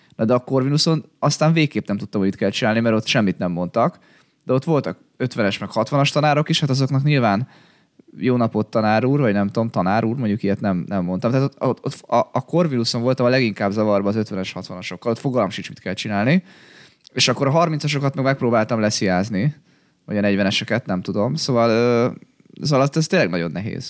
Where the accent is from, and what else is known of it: Hungary